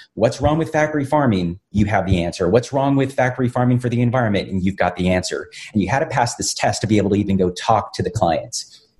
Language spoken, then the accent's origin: English; Brownsville, Texas, United States; I was born and raised in South Texas on a border town called Brownsville